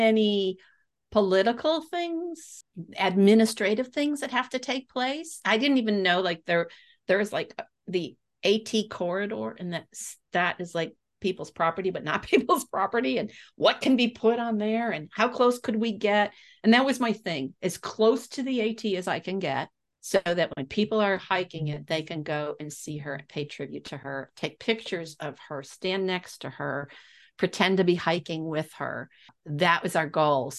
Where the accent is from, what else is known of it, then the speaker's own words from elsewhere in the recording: Texas, United States; I'm from Texas